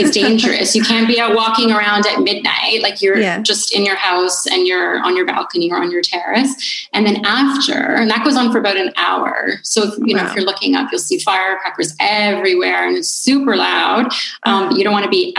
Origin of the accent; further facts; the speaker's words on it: Canada; moved away as an adult; now in Italy; me being Canadian